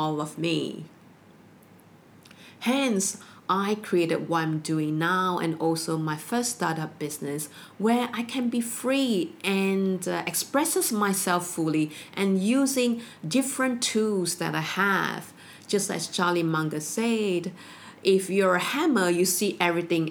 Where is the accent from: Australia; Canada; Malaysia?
Malaysia; growing up in Malaysia, we have the education system at the age of 16